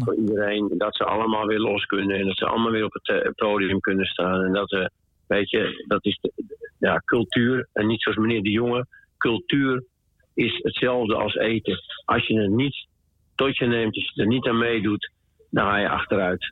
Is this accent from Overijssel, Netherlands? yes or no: no; Groningen, Netherlands; also born or lived in Schiermonnikoog; now in Almere, Netherlands; ik ben een Groninger